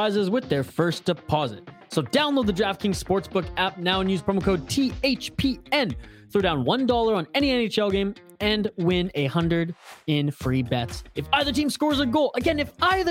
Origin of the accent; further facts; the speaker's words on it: Prince George, British Columbia, Canada; now in Minnesota, United States; growing up in Prince George